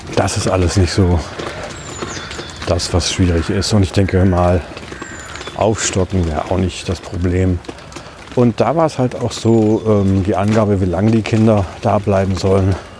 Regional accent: Ibbenbüren, North Rhine-Westphalia, Germany; now in Düsseldorf, Germany; die Wohnungslage in meiner Heimatstadt war ja eher angespannt

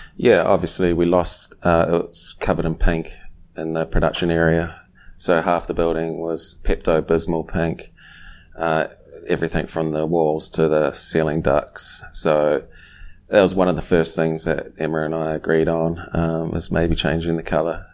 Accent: New Zealand; now in Silver Spring, United States; growing up in New Zealand, I started brewing at a young age

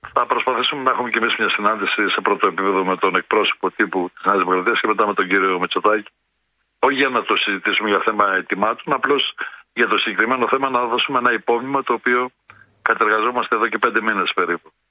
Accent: a village in Domokos municipality, Central Greece, Greece; στο χωριό το δικό μου

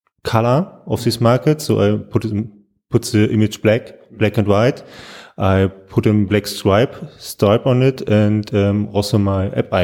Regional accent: Berlin, Germany; I'm born in Berlin

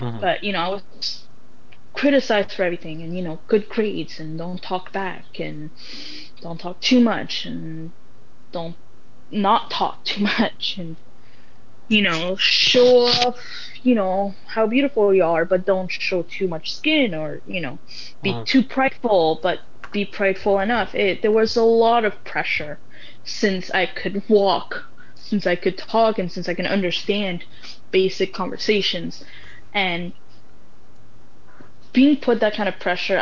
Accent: Canada; This is where I grew up. So yes, I value myself as a Muslim person, as a Moroccan person, but I also value myself as a Canadian

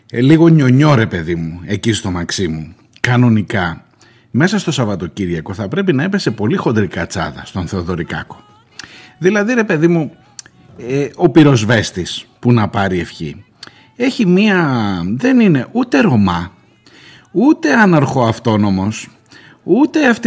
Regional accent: Erythres, Attica, Greece; που λέμε και στη, στο χωριό μου ξανά, στο κρυεκούκι, ε, στην κοινωνία.

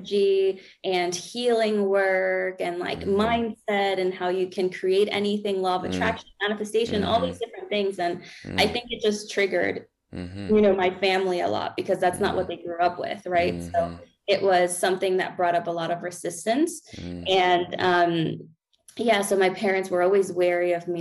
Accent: Peru; also born or lived in Florida, United States; now in Colorado, United States; I'm from Peru

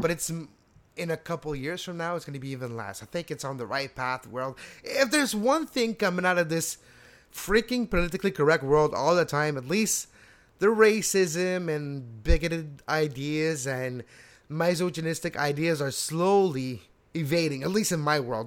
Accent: Montreal, Quebec, Canada; also born or lived in Laval; I was brought up in Montreal and Laval.

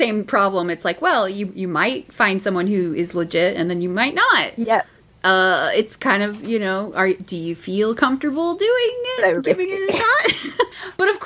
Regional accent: United States; when I was growing up in America

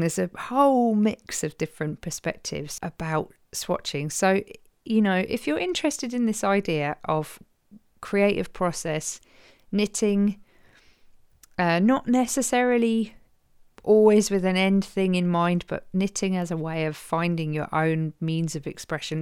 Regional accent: Croydon, London, United Kingdom; accent: Croydon; my Croydon accent

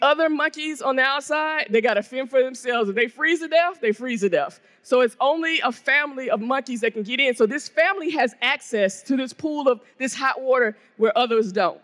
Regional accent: the South of the United States, United States; black woman from the South of the United States

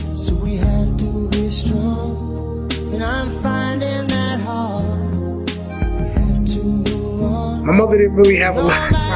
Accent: New York City, New York, United States; also born or lived in St Leonards-on-Sea, England; So we came over to the United States, to New York, in the same neighborhood that Dee and his brothers were living in.

